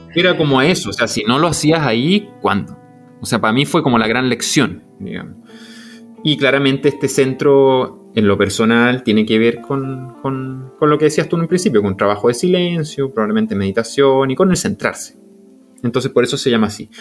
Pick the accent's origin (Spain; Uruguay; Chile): Chile; Viña del Mar, Valparaíso; moved away; de donde yo vengo, zona de Valparaíso, Viñalmar